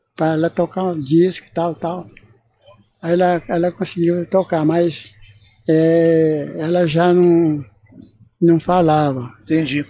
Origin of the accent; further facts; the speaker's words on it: Moçambique, Minas Gerais, Brazil; now in São Paulo, Brazil; Eu sou de Moçambique, lá de Minas.